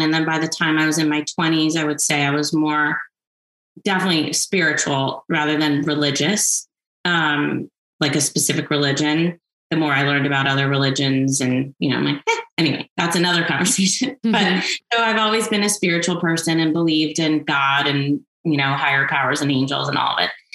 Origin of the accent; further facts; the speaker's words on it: Washington, District of Columbia, United States; now in Montecito, United States; I grew up in Washington, D.C.